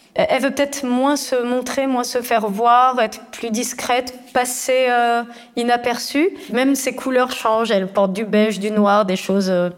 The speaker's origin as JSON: {"language": "French", "town": "Agadir", "region": "Souss-Massa", "country": "Morocco", "tie": "born or raised there", "said": "Je suis née donc à Agadir. On vivait dans un quartier populaire"}